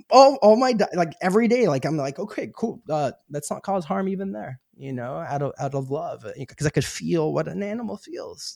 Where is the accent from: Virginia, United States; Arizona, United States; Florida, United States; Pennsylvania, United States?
Arizona, United States; I grew up in Arizona